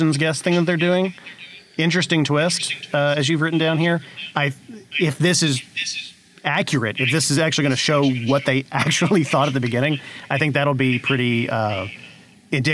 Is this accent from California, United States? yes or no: no; Tennessee, United States; I'm from Tennessee